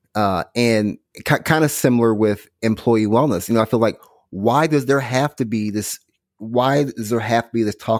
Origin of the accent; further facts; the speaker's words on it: Illinois, United States; now in Houston, United States; I'm from Illinois